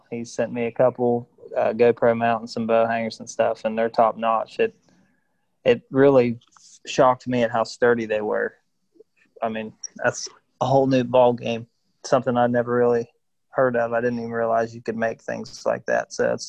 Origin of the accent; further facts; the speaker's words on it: West Virginia, United States; I'm from West Virginia, born and raised real close to Ohio